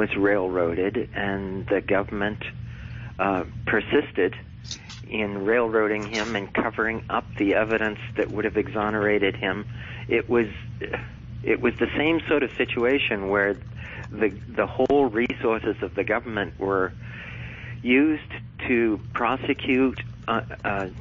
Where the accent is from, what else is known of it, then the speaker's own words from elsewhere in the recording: United States; I'm an American